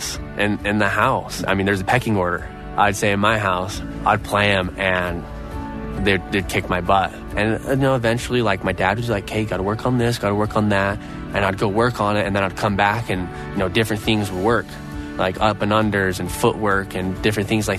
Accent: Idaho, United States; born or raised there

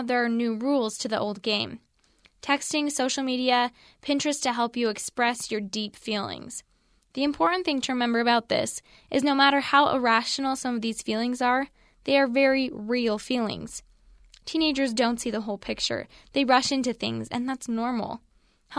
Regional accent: Utah, United States; I'm from Utah, the most innocent place on the planet

